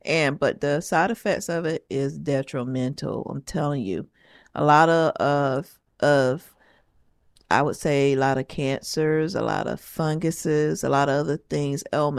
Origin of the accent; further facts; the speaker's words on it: the South, United States; Yeah, guys, I am straight up from the South, okay?